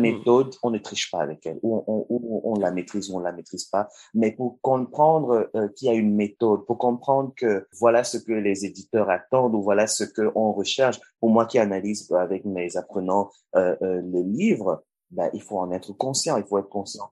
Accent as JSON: {"language": "French", "country": "Cameroon", "said": "au Cameroun, qui est mon pays d'origine"}